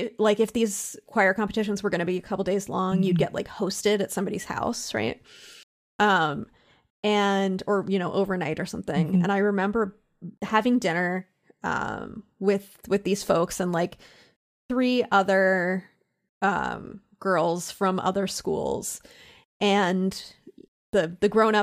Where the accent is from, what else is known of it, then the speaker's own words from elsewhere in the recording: Pennsylvania, United States; You know, I'm from Central Pennsylvania, which as soon as I said it, you got an image in your mind of what Central Pennsylvania means. and I was from a college town.